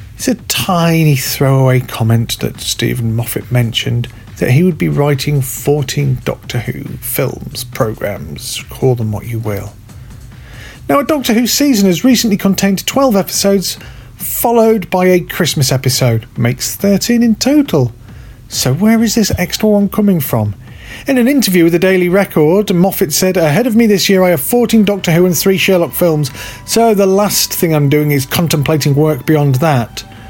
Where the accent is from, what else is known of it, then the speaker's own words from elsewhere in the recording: United Kingdom; I'm British